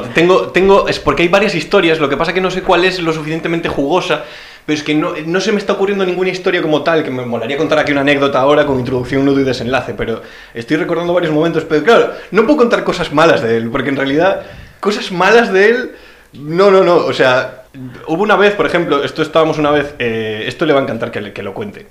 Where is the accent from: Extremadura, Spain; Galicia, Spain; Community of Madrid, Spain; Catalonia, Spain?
Galicia, Spain; Pontevedra; yo soy de Pontevedra